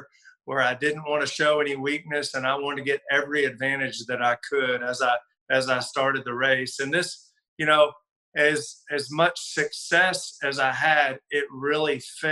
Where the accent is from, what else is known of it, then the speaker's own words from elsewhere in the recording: Houston, Texas, United States; born and grew up there in the Champion Forest area and then moved over to Spring Creek Oaks as I got a little older there just in the heart of spring.